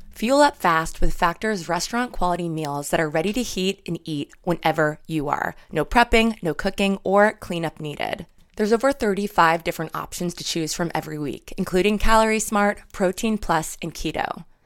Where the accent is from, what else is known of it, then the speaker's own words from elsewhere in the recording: New York, United States; moved away; I'm from New York